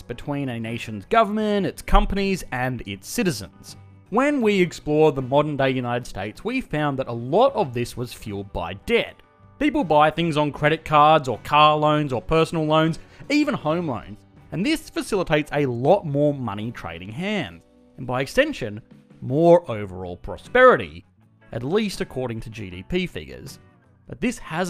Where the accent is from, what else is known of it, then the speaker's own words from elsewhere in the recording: Australia; I, as an Australian